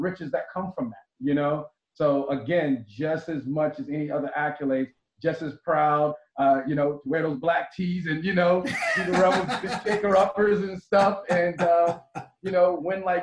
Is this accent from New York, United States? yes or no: yes; Wyandanch, New York, United States; growing up, in Wyandanch, Schnorf, Babylon